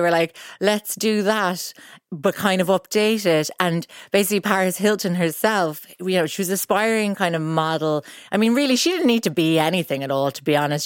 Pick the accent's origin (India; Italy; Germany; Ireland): Ireland; being Irish